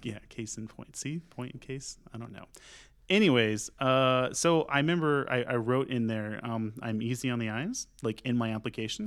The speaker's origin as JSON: {"language": "English", "town": "Sanger", "region": "Texas", "country": "United States", "tie": "born or raised there", "also_born_or_lived": "San Leandro, California / Louisville", "lives_now": "Denton, United States", "said": "we actually moved to Bolivar, and I grew up in Sanger"}